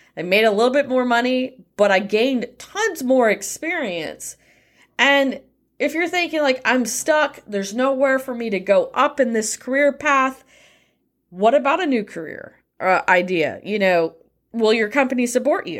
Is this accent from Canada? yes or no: no; United States; especially being an American